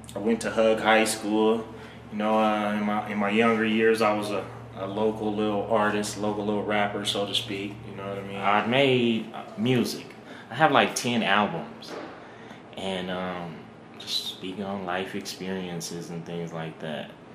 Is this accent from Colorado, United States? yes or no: no; Reno, Nevada, United States; Born and raised in Reno.